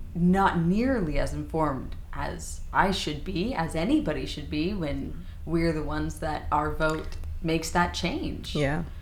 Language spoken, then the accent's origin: English; Louisiana, United States; I grew up in Louisiana